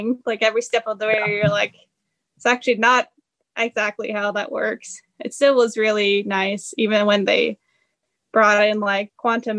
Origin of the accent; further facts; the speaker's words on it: near Oslo, Oslo area, Norway; moved away as an adult; also born or lived in North Carolina, United States / Sweden; now in Michigan, United States; I'm from like very close to the Oslo area